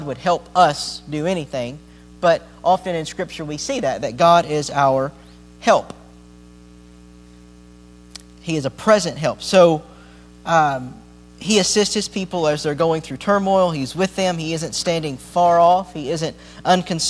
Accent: Appalachia, United States; I grew up near the Smoky Mountains and near the Appalachians

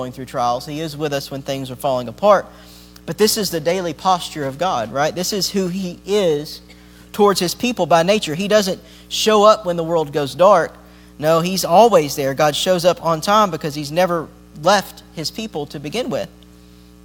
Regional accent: Appalachia, United States; I grew up near the Smoky Mountains and near the Appalachians

